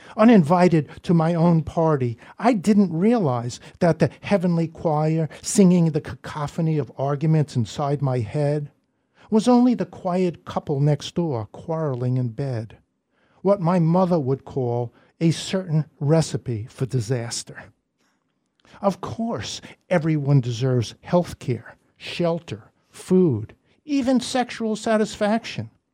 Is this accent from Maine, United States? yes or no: no; New York City, New York, United States; now in Northampton, United States; we're both from Brooklyn